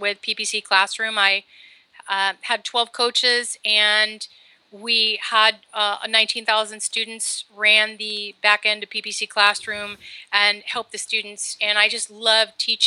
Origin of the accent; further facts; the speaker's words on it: New Jersey, United States; moved away as an adult; now in Southern California, United States; I'm originally from New Jersey